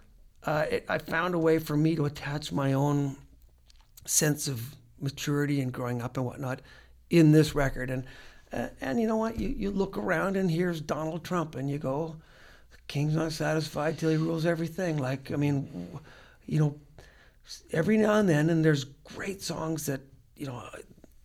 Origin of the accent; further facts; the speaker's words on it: Regina, Saskatchewan, Canada; I was from Regina, Saskatchewan, and going to a middle class high school